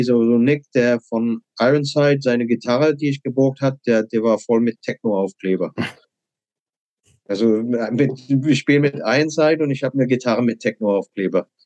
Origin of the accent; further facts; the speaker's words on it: England, United Kingdom; German is a second language; Ich bin Engländer, kannst du Montag anfangen.